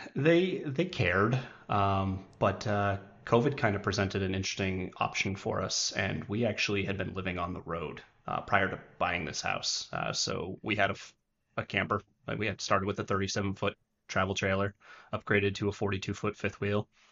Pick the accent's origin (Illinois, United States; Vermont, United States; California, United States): Vermont, United States; moved away as an adult; now in Wichita Falls, United States; born and raised in Vermont.